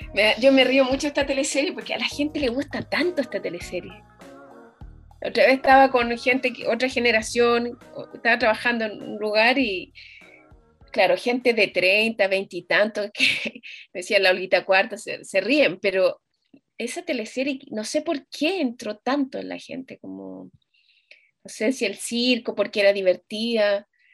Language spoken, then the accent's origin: Spanish; Chile; moved away as an adult; now in Germany; yo me fui, me fui de Chile por, por razones, mm, como personales, porque, bueno, me enamoré y me fui, me fui a Alemania